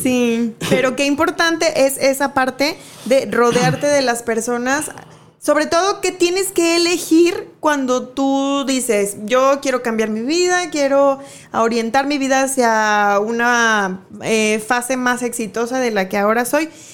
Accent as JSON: {"language": "Spanish", "country": "Mexico", "said": "como cultura mexicana"}